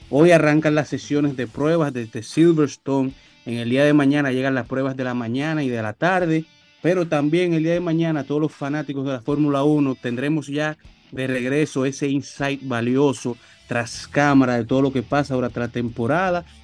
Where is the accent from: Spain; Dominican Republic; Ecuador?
Dominican Republic; estamos en clásico, todos somos dominicanos.